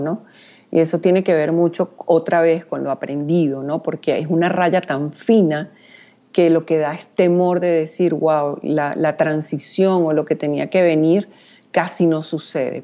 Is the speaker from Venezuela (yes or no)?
yes; Venezuela; soy venezolana